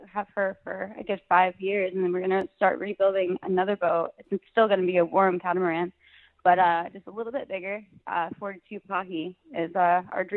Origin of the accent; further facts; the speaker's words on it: Anderson, Indiana, United States; moved away as an adult; my parents live at the house that I grew up in since I was born in Anderson, Indiana.